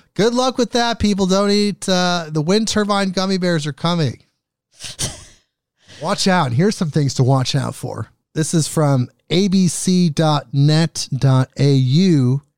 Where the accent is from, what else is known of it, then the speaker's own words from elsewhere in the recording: Oregon, United States; my home state here, Oregon.